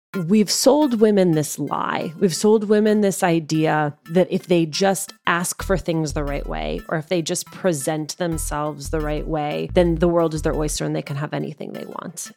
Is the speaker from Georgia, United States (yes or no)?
no; New Jersey, United States; accent: Jersey; my Jersey accent